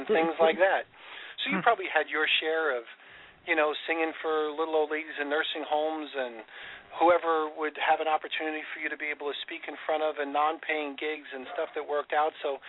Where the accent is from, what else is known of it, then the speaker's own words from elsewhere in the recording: Lindenhurst, New York, United States; I grew up in Lindenhurst